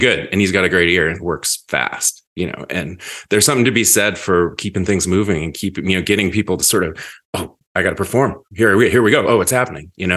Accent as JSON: {"language": "English", "town": "Seattle", "region": "Washington", "country": "United States", "tie": "born or raised there", "said": "being a teenager in Seattle in the nineties"}